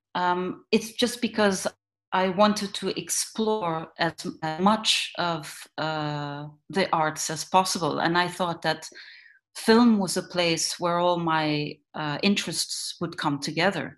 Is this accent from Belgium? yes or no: yes; Ghent, Flanders, Belgium; I was born and raised in in Ghent, which is uh, um, like a, not a very big town in in Belgium